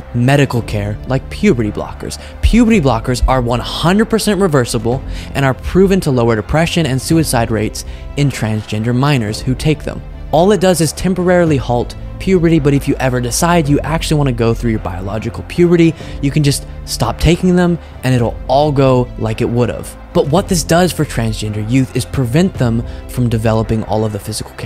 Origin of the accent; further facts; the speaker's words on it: Texas, United States; I grew up in Texas where I was surrounded by plenty of Republicans